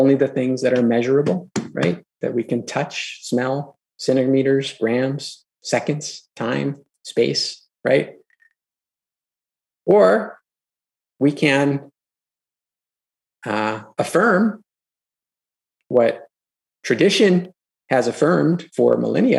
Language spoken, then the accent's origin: English; Los Angeles, California, United States; I grew up in Los Angeles, you know, in the 80s, in the 90s